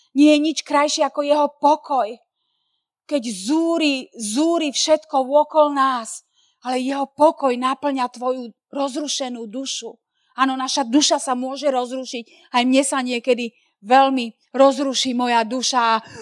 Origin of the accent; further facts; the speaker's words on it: Slovakia; sme zo Slovenska